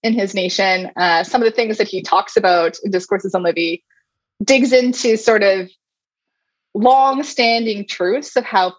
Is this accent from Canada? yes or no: yes; Halifax, Nova Scotia, Canada; Halifax is my hometown.